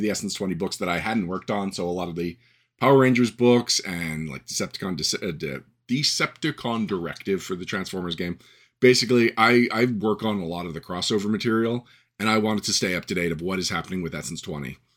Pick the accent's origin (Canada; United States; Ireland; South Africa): Canada; I'm Canadian